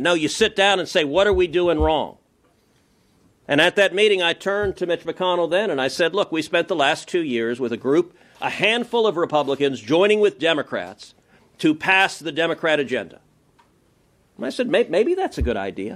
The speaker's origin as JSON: {"language": "English", "region": "Texas", "country": "United States", "said": "as a Texan"}